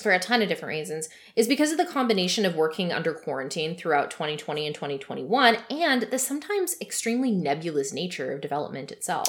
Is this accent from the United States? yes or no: no; Canada; also born or lived in Vancouver, British Columbia; I'm Canadian